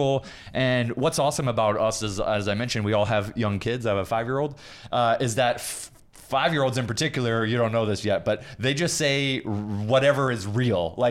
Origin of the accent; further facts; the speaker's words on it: Kalamazoo, Michigan, United States; also born or lived in New York City; now in Los Angeles, United States; I'm just a kid from the Midwest. I was born in Kalamazoo, Michigan.